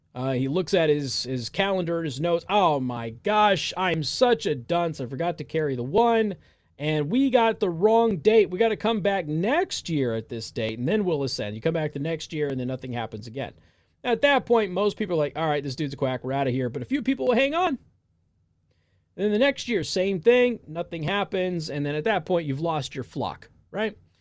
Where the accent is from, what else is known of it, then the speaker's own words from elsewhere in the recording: Las Vegas, Nevada, United States; moved away; I'm also from Las Vegas